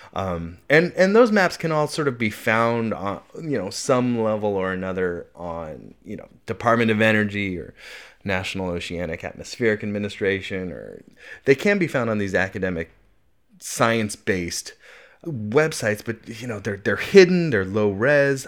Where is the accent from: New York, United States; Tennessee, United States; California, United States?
California, United States; Mount Diablo, East Bay; I grew up on Mount Diablo here in the East Bay, and that is my mountain